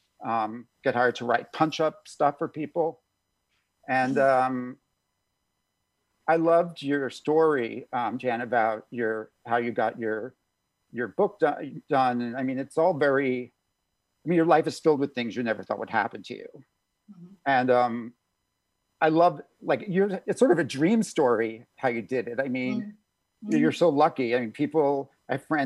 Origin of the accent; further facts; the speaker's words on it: New York City suburbs, United States; I was born in New York City, grew up in the suburbs